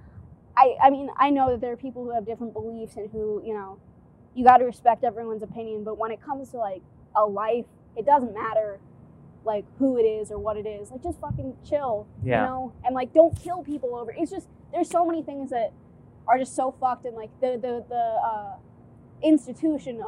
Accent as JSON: {"language": "English", "town": "Miami Beach", "region": "Florida", "country": "United States", "tie": "born or raised there", "also_born_or_lived": "Boston, Massachusetts"}